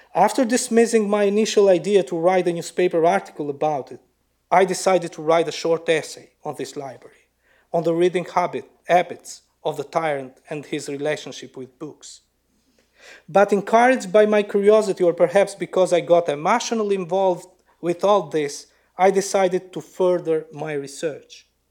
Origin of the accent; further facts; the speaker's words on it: Lushnjë, Fier County, Albania; my hometown Lushnya and the villages around it